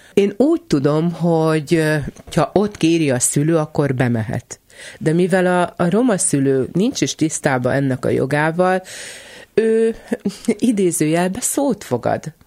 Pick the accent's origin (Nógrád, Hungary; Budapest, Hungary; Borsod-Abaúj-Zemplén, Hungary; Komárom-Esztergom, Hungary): Nógrád, Hungary; Kisterenye; also born or lived in Salgótarján; Én kis terenyén nőttem föl